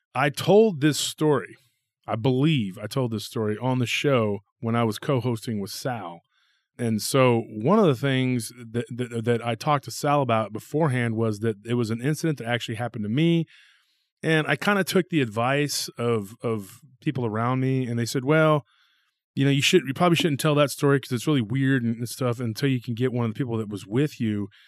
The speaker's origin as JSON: {"language": "English", "town": "Taylor", "region": "Texas", "country": "United States", "tie": "born or raised there", "also_born_or_lived": "South Austin, Texas", "moved": "as an adult", "said": "my hometown"}